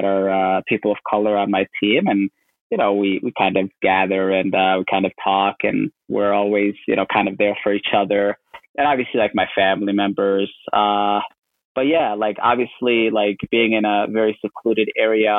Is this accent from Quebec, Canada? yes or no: no; St. Catharines, Ontario, Canada; born or raised there; moved away as an adult; also born or lived in Kenya / Madison, Wisconsin, United States; now in Portland, United States